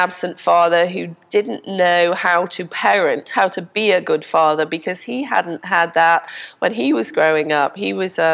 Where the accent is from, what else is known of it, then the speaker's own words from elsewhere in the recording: Liverpool, North West England, United Kingdom; also born or lived in Denmark; now in Pensacola, United States; we went back to Liverpool, which is what I consider to be my hometown, where I grew up.